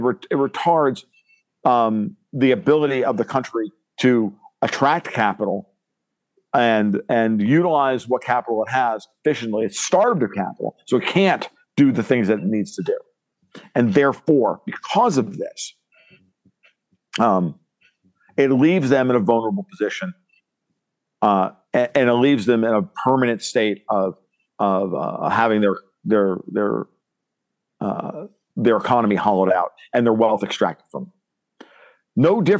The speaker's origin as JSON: {"language": "English", "region": "New York", "country": "United States", "moved": "yes", "said": "and then I'm Italian, I'm a New Yorker, an ex-New Yorker"}